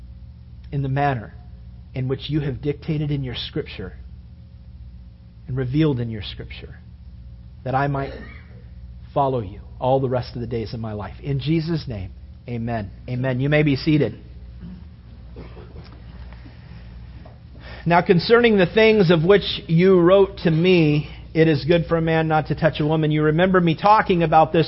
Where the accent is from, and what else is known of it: United States